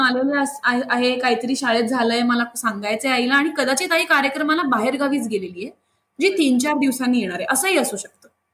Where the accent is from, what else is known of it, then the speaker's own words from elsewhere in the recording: Mumbai, Maharashtra, India; मी जिथे राहते ना मुंबईत ती पण अशी खूप जुनी अत्यंत कल्चर्ड अशी सोसायटी आहे शास्त्री हॉल म्हणून बऱ्याचशा मुंबईत होणाऱ्या लोकांना माहिती पण आहे तर तिथे आमचं सगळं कल्चरच असं एक फॅमिली असल्यासारखंच आहे त्यामुळे कोणीही कोणाकडे जाणं दरवाजे कायम उघडे असणं खूप मज्जेत गेलं माझं बालपण